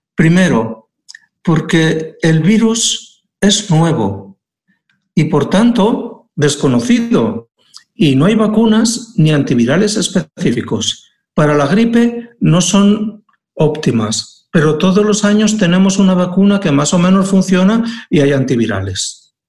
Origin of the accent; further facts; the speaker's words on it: Aragon, Spain; now in Asturias, Spain; en Aragón, de donde soy